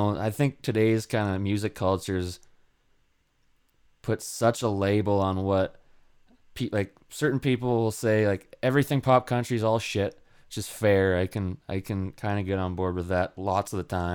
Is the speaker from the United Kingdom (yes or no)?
no; Edmonton, Alberta, Canada; I'm from Alberta. Town called Edmonton, or a city called Edmonton. I'm from around that area, but yeah, it's mostly just cold up here